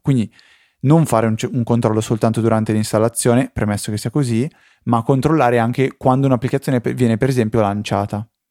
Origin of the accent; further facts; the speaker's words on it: near Busto Arsizio, Lombardy, Italy; io sono un finto bustocco perché non sono proprio di Busto Arsizio